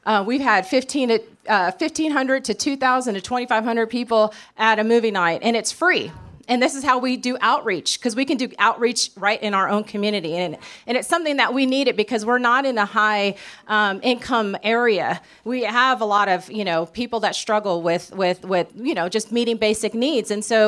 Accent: California, United States; now in Mississippi, United States; because here we're from California and we're in the South.

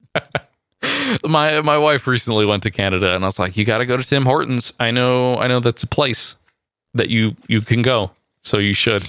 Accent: near San Francisco, California, United States; I went from Southern California up back to my hometown, uh, near San Francisco

